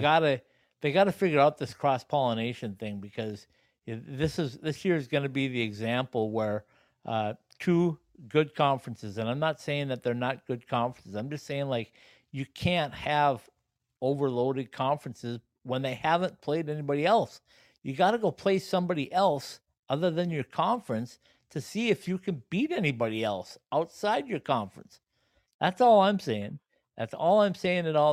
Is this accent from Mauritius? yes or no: no; Upper Midwest, United States; I'm from the Upper Midwest